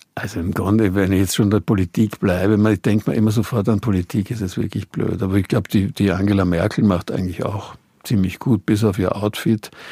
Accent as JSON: {"language": "German", "country": "Austria", "also_born_or_lived": "Bonn, Germany / Hamburg, Germany", "said": "als Österreicher"}